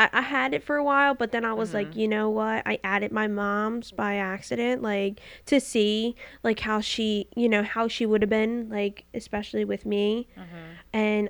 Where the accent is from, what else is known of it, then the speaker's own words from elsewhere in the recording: Philadelphia, Pennsylvania, United States; I was born in Philadelphia, born and raised.